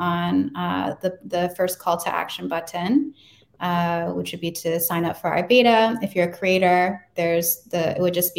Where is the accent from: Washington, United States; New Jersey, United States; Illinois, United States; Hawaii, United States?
Hawaii, United States; I'm from Hawaii and they purposely like don't teach Hawaiian language in schools.